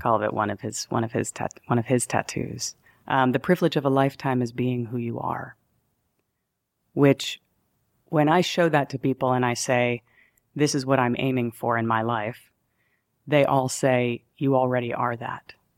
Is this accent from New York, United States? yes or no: yes; New York, United States; also born or lived in Denver, Colorado; I'm a New Yorker